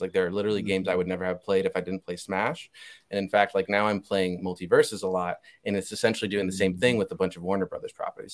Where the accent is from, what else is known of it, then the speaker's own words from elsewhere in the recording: Puerto Rico; I have family members who couldn't even watch Moana because we're from Puerto Rico